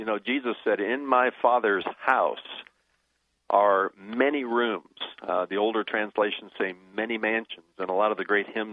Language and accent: English; United States; I was born in America, and I love my citizenship here